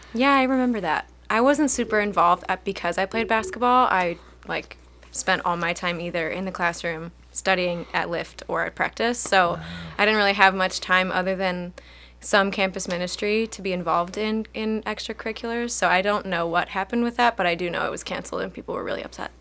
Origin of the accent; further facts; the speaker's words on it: Chardon, Ohio, United States; I grew up in Chardon